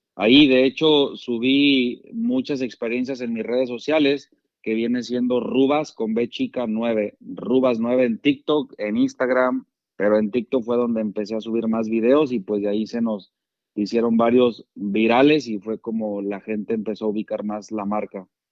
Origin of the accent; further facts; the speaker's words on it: Nochistlán de Mejía, Zacatecas, Mexico; moved away; soy orgullosamente mexicano. Nací en un pueblo al sur de Zacatecas llamado Nochislán de Mejía